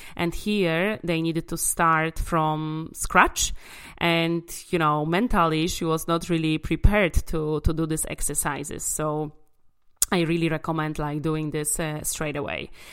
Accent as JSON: {"language": "English", "town": "Łódź", "region": "Łódź Voivodeship", "country": "Poland", "tie": "born or raised there", "said": "in my hometown uh, Łódź in in Poland"}